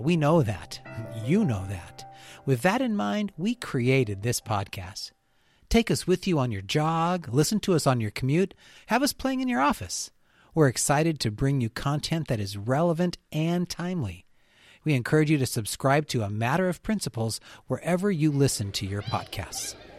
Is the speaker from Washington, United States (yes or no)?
yes; Yakima, Washington, United States; now in Olympia, United States; my hometown, Yakima, Washington